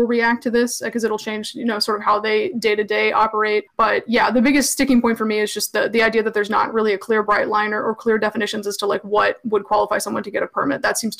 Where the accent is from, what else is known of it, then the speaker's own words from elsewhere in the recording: Tennessee, United States; I'm from Tennessee, and that sort of interpolates me in a certain culture of like guns and carry.